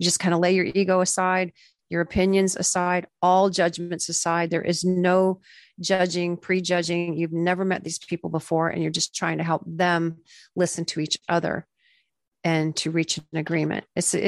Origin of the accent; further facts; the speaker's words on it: Florida, United States; I grew up in Florida, where there's just a lot of country music. I was surrounded by it.